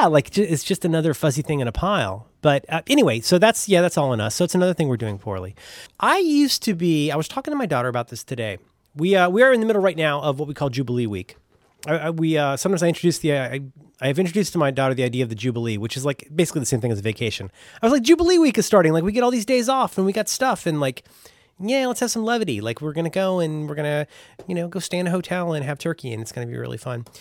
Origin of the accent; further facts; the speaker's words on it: Cincinnati, Ohio, United States; I am from Cincinnati, Ohio